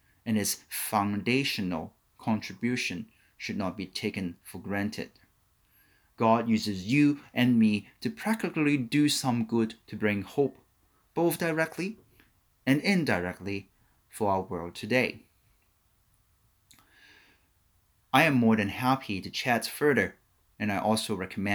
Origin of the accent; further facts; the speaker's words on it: Hong Kong; growing up in Hong Kong with extended family